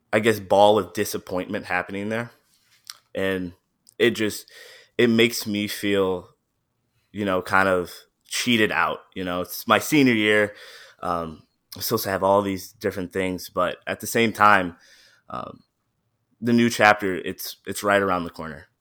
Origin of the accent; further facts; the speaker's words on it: Midland, Michigan, United States; also born or lived in Saginaw, Michigan; I was born in Saginaw, and I was, uh, raised in Midland